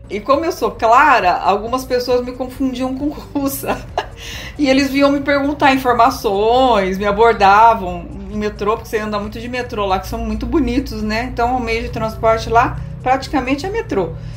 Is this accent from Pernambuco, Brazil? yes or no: no; Bauru, São Paulo, Brazil; nasci aqui em Bauru